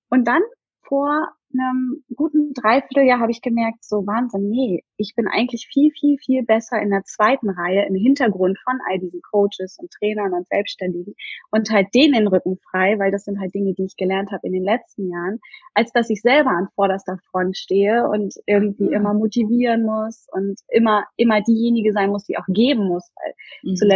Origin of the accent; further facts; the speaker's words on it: Hamburg area, Germany; now in Berlin, Germany; und ich komme eigentlich aus der Nähe von Hamburg und bin relativ spontan mit meinem Freund zusammen einfach mal nach Berlin gezogen.